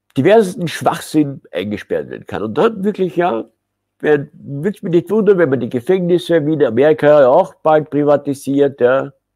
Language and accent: German; Austria; uns in Österreich